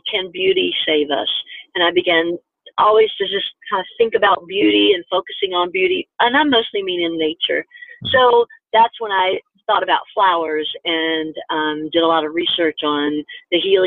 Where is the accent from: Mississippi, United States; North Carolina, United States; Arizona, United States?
North Carolina, United States; Growing up in North Carolina, in school in North Carolina